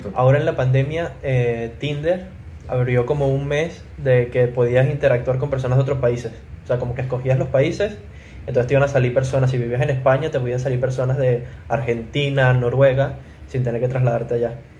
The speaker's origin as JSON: {"language": "Spanish", "country": "Venezuela", "moved": "yes", "said": "nosotros siempre en Venezuela, el grupo siempre se mantenía activo. O sea, el grupo no se creó cuando nos fuimos de Venezuela"}